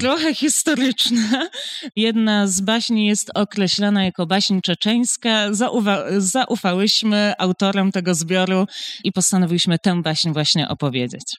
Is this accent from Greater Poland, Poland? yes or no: yes; Poznań, Greater Poland, Poland; w Poznaniu jestem poznanianką